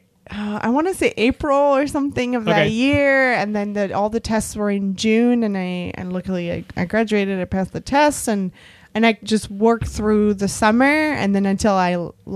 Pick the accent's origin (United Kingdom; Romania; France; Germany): France; moved away as an adult; now in United States; my last year of high school in France, there were and still are two McDonald's in my hometown